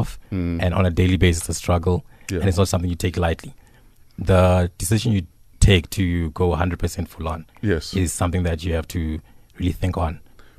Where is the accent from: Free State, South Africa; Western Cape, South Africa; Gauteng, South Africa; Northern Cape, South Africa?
Gauteng, South Africa; Johannesburg; also born or lived in Venda; So I'm a Venderborn, Joburg raised.